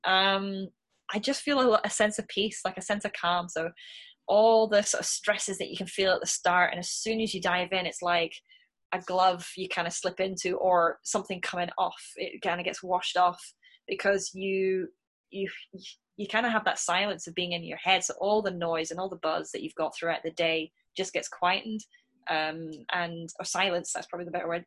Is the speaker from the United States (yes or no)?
no; Scotland, United Kingdom; me being a Scot